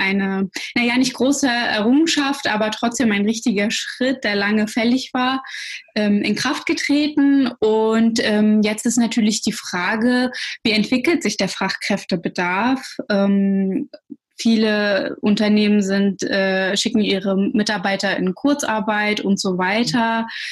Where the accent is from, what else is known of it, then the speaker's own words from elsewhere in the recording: Schwerin, Mecklenburg-Vorpommern, Germany; first language Russian; moved away as an adult; also born or lived in Russia / Berlin; ich bin in Schwerin dann aufgewachsen und auch zur Schule ge äh, gegangen